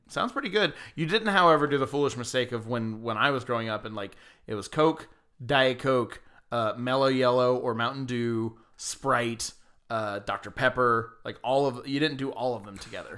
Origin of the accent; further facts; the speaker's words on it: Georgia, United States; my hometown in Georgia